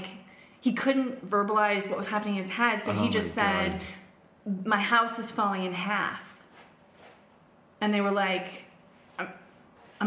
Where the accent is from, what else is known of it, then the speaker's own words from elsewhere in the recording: Canada; now in Australia; I'm Canadian